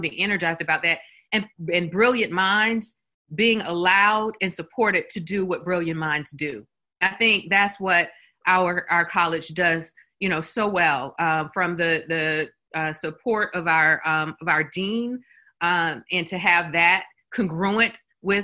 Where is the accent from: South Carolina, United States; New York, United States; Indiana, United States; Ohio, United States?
South Carolina, United States; Columbia; I'm an alum of University of South Carolina. And so, I'm from Columbia, and I went here in the 90s for undergrad.